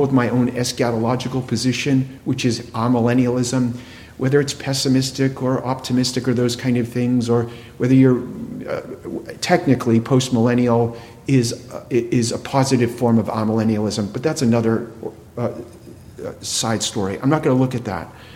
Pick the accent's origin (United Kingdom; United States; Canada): United States; New England; I grew up in New England.